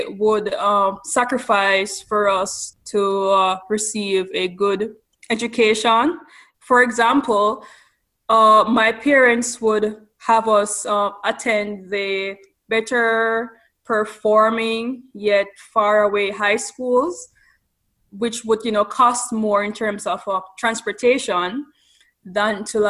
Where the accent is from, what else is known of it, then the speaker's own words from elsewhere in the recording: Ocho Rios, Saint Ann, Jamaica; moved away as an adult; now in California, United States; I was born on the vibrant coastal town of Ocho Rios